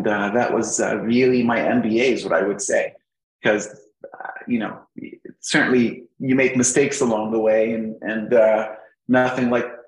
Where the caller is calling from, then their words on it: Alexandria, Virginia, United States; I'm right at home, Alexandria, Virginia.